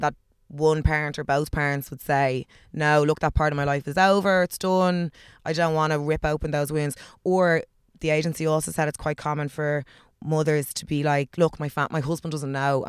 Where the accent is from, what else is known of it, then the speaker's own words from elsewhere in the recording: Ireland; I'm from Clare, Galway.